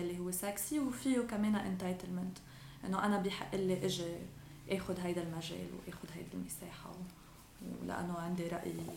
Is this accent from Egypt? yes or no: no; Lebanon; أنا شاب لبناني